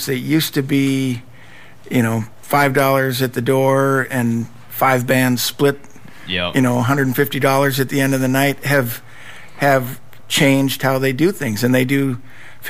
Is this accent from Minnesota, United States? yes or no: yes; Minneapolis, Minnesota, United States; I was born and raised in Minneapolis, been here my whole life